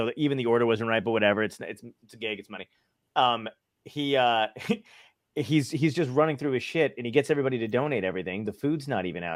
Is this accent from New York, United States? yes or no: yes; New York City, New York, United States; I grew up in Brooklyn